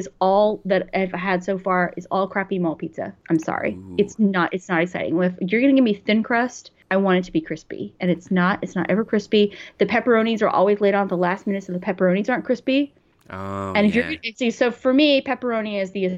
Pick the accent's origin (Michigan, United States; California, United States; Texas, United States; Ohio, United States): Texas, United States; Houston; now in New York, United States; I grew up in Houston